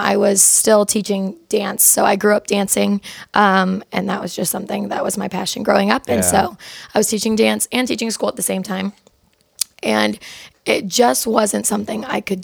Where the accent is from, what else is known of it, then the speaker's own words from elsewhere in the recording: Norton, Ohio, United States; I was born and raised in Norton, Ohio